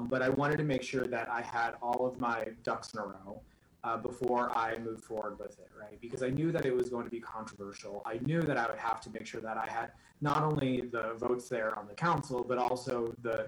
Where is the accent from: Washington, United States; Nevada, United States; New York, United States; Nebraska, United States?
Nebraska, United States; I was born and raised in Nebraska